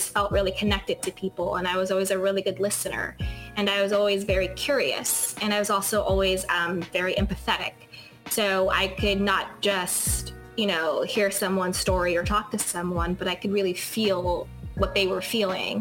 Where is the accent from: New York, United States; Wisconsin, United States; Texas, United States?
New York, United States; moved away as an adult; now in Los Angeles, United States; I grew up in New York, and then I moved to LA.